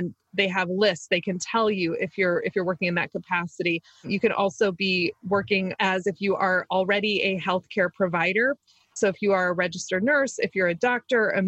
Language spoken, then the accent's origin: English; Maryland, United States; accent: Maryland; my weird Maryland accent.